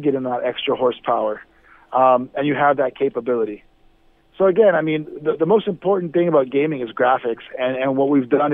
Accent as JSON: {"language": "English", "town": "Miami", "region": "Florida", "country": "United States", "said": "I'm from Miami"}